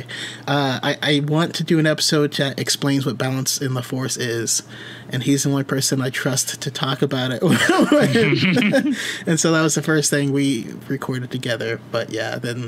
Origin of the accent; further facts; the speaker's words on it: Roseville, California, United States; I grew up in Roseville. Super small town